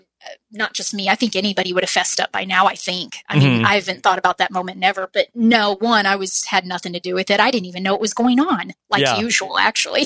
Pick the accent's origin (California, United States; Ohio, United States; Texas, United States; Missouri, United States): Missouri, United States; Southern; I'm from Southern Missouri, and very few people are from Southern Missouri